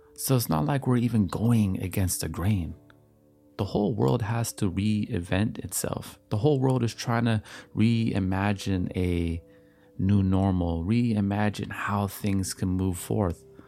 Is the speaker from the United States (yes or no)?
no; Canada; as I am Canadian